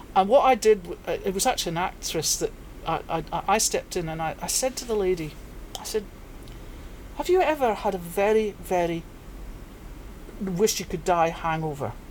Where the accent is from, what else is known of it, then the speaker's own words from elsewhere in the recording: Perthshire, Scotland, United Kingdom; moved away as an adult; also born or lived in Aberdeenshire / Northern Ireland / Mui Wo, Hong Kong; now in Hong Kong; I was born in Aberdeenshire but quickly moved to Perthshire to a very agricultural area.